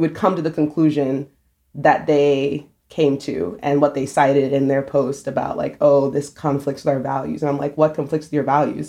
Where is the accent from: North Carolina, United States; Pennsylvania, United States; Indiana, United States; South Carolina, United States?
South Carolina, United States; moved away as an adult; now in New York, United States; I've lived in South Carolina my whole life